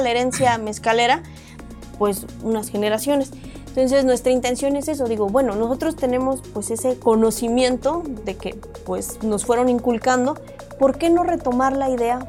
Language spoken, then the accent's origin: Spanish; Oaxaca, Mexico; now in Mexico City, Mexico; Nosotros somos ambos oaxaqueños